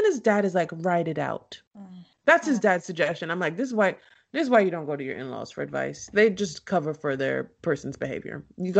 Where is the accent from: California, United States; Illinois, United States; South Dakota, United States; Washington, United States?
Illinois, United States; Chicago; People have said negative things about me my whole life. I'm from Chicago.